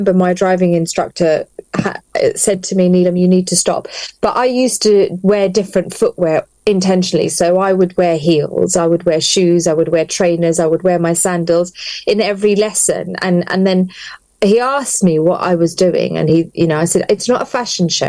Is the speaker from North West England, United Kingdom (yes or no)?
no; London, United Kingdom; now in Luton, United Kingdom; I was born and bred in London